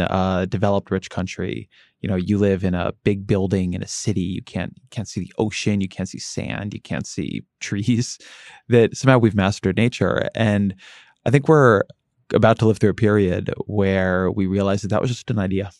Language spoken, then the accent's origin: English; Southern California, United States; moved away; when I grew up in Southern California